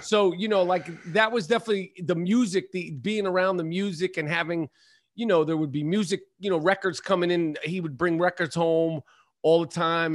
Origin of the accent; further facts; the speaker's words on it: New York City, New York, United States; Upper East Side of Manhattan. Yup. And, you know, uh, Upper East Side, you know, grew up playing ball in the seventies and the eighties